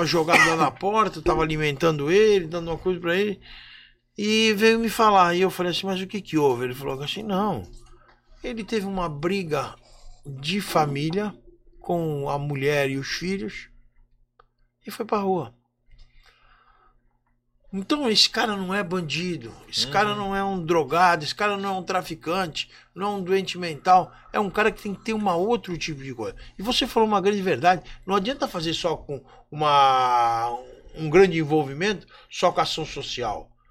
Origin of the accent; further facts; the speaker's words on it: Brazil; nós somos brasileiros